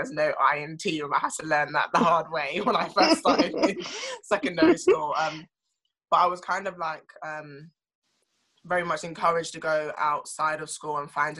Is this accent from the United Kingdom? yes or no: yes; London, United Kingdom; I grew up, live in South London.